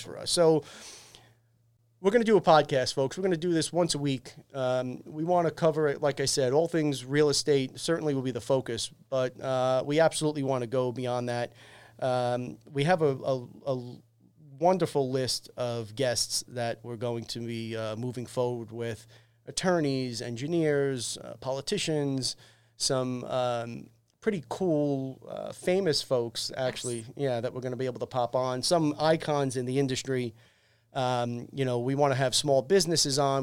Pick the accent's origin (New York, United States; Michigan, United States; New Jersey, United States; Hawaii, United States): New York, United States; New York City; I'm born and raised in Staten Island